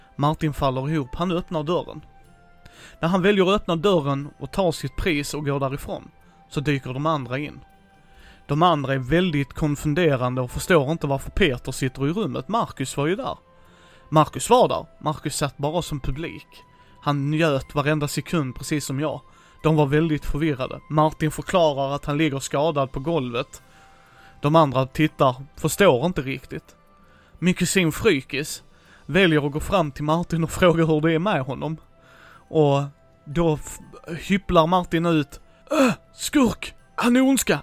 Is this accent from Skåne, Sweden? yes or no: yes; Helsingborg, Skåne, Sweden; min hemstad här i Helsingborg